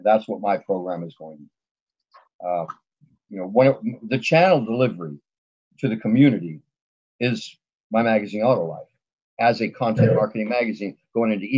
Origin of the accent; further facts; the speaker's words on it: Los Angeles, California, United States; I grew up in the San Fernando Valley with Galpin Ford